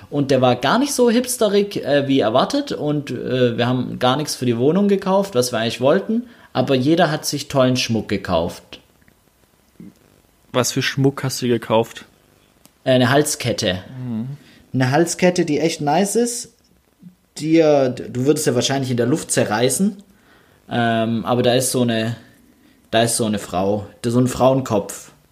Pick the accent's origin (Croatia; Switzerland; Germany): Germany; Stuttgart, Baden-Württemberg; in Stuttgart-Sonnenberg, der Stadtteil, wo ich aufgewachsen bin und wo ich jetzt äh, im Nachbarsort äh, quasi wohne, Stuttgart-Degerloch